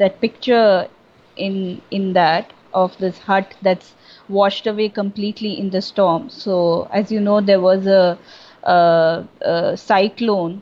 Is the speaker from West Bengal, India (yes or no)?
yes; Kolkata, West Bengal, India; now in Chennai, India; I grew up in Calcutta, so I have plenty of friends there